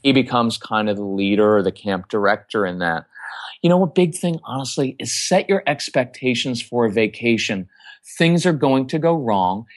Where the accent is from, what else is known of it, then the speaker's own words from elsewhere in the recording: Texas, United States; we're from Texas